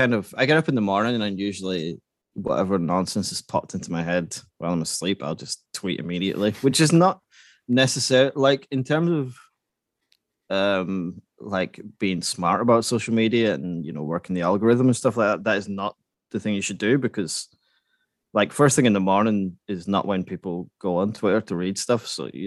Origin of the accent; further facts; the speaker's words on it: Scotland, United Kingdom; now in Sweden; I live in Sweden, but I'm Scottish.